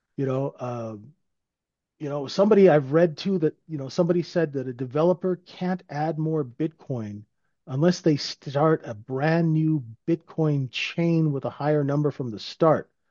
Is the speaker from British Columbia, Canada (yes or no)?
yes; Vancouver, British Columbia, Canada; living in, growing up in Vancouver.